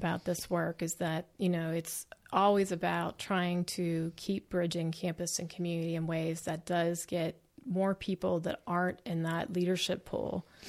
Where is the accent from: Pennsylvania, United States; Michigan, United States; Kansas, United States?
Pennsylvania, United States; Pittsburgh; I'm from Pittsburgh.